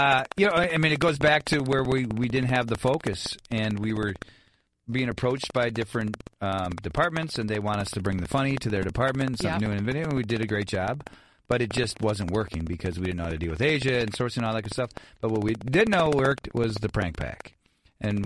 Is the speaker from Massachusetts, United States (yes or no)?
no; Waukesha, Wisconsin, United States; moved away; Waukesha, Wisconsin.